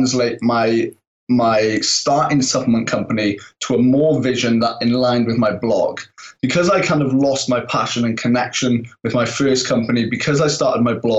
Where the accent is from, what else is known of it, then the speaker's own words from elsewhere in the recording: Pembrokeshire, Wales, United Kingdom; also born or lived in Bristol; I am from Pembrokeshire, Wales, inside the UK.